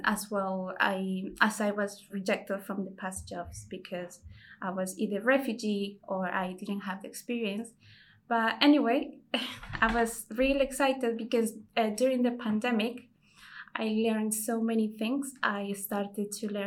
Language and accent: English; El Salvador; moved away as an adult; now in United Kingdom; I'm a refugee from El Salvador. I came here in 2018.